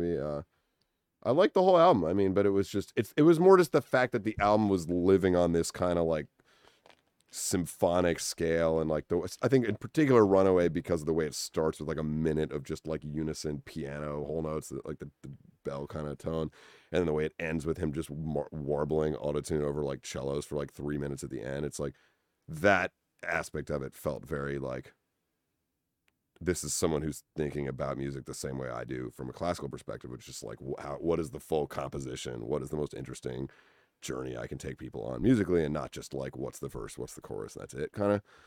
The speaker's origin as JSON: {"language": "English", "town": "Winchester", "region": "Massachusetts", "country": "United States", "tie": "born or raised there", "also_born_or_lived": "New Haven, Connecticut", "moved": "as an adult", "lives_now": "Los Angeles, United States", "said": "I grew up in Winchester, Massachusetts"}